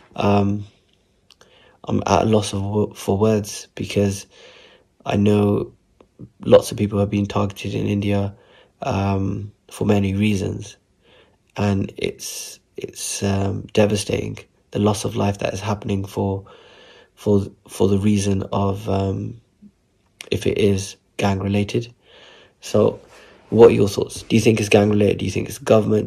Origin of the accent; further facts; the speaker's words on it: Southall, London, United Kingdom; growing up in Southall